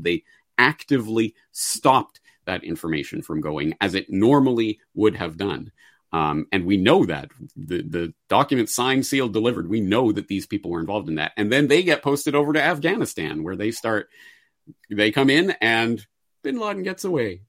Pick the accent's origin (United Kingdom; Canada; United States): Canada; as a Canadian